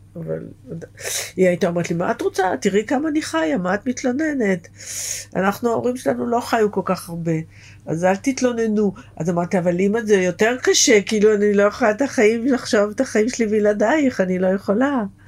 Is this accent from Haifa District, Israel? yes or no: no; Beersheba, Southern District, Israel; moved away; זה איפה שגדלתי, בבאר שבע